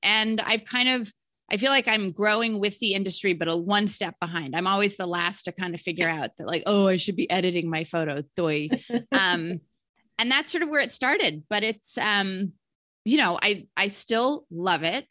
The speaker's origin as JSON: {"language": "English", "town": "Alexandria", "region": "Virginia", "country": "United States", "tie": "born or raised there", "also_born_or_lived": "Charlottesville, Virginia", "said": "I was actually born in Charlottesville, Virginia. No, that's not where I was named, but I grew up in Alexandria, Virginia"}